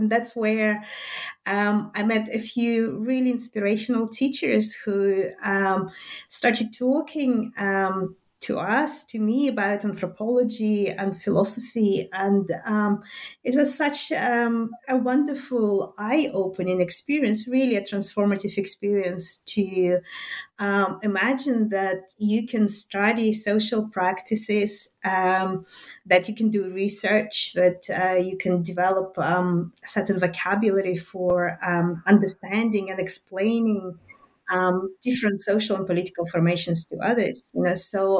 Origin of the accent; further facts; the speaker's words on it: Minsk, Minsk Region, Belarus; first language Russian; English is a second language; but I was born in Minsk, and that's still in the Soviet Belarus, so in the Soviet Union, to a mixed family